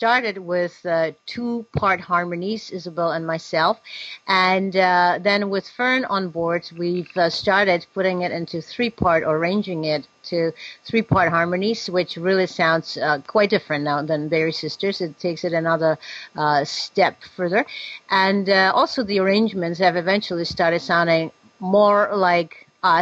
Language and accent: English; Prague, Czechia; moved away; I'm Czech. I'm from Prague, and my background actually is musical theater, where I was a child star